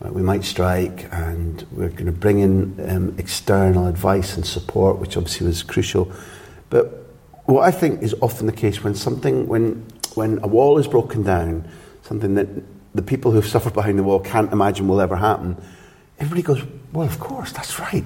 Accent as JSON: {"language": "English", "area": "Scot", "region": "Scotland", "country": "United Kingdom", "said": "As a Scot"}